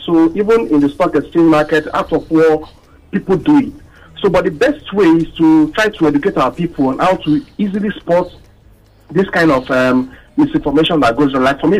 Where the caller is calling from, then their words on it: Bariga, Lagos, Nigeria; I'm calling from Bariga.